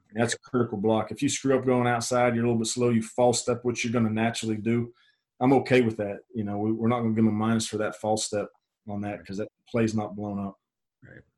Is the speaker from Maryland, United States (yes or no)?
no; Pittsburgh, Pennsylvania, United States; moved away; I'm from Pittsburgh, Pennsylvania originally